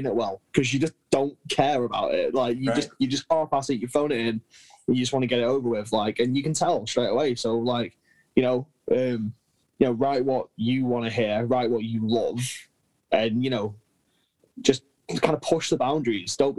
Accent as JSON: {"language": "English", "country": "United Kingdom", "said": "we're British"}